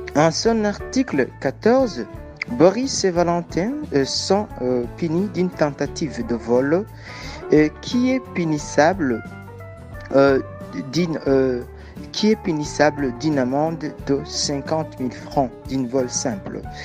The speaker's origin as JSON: {"language": "French", "country": "Burundi", "said": "je viens du Burundi"}